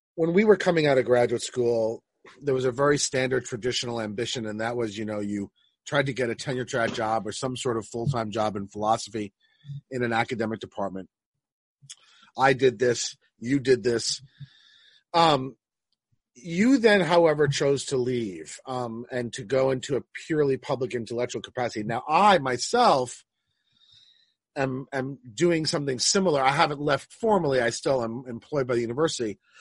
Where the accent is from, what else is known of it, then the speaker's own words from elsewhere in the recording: Roslyn, New York, United States; also born or lived in Manhattan / Queens; I grew up in Roslyn